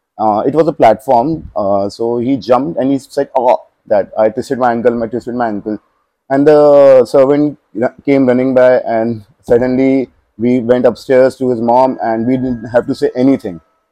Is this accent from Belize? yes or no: no; Kota, Rajasthan, India; I'm from Kota.